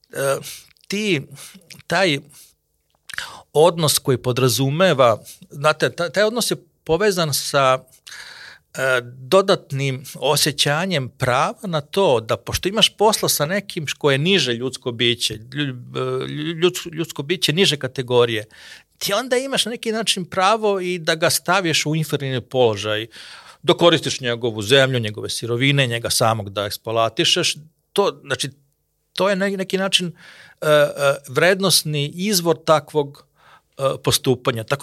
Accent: Serbia; kod nas u Srbiji

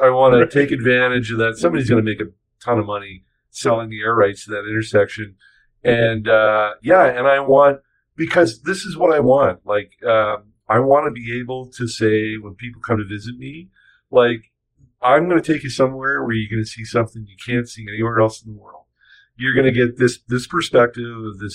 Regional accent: Toronto, Ontario, Canada; now in Winnipeg, Canada; growing up in Toronto, nobody ever asked me if I was going to stay in Toronto.

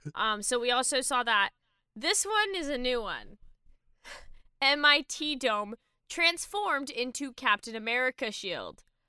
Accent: Canada; I'm Canadian

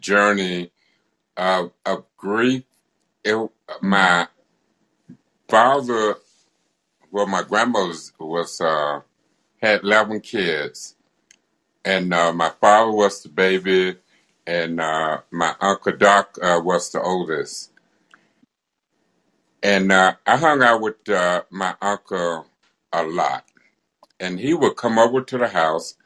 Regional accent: Arkansas, United States; I was born in Arkansas, down in Scotts

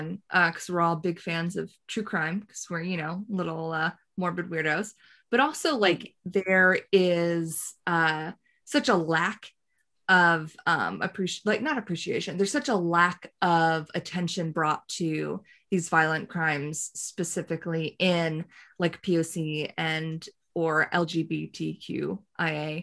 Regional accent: the rural South, United States; I also grew up in the rural South

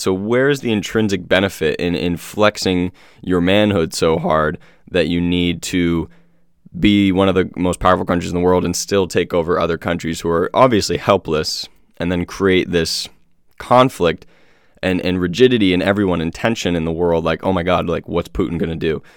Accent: United States; born and raised in America

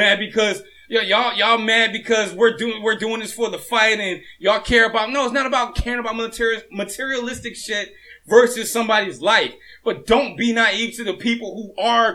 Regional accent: Hampton, Virginia, United States; also born or lived in Norfolk, Virginia; I'm from Norfolk, but I was raised in Hampton

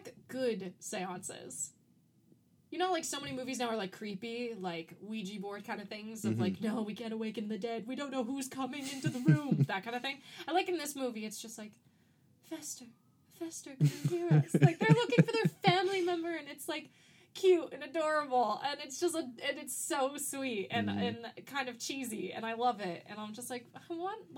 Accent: Florida, United States; growing up in Florida

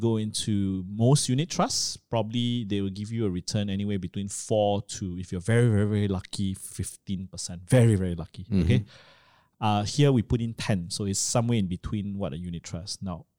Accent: Miri, Sarawak, Malaysia; if I'm moving, here I was from Miri, was being transferred to KL. And I looked at the economic, the industrial trends that were going on at that point, I asked myself, how likely am I going to go back to Miri

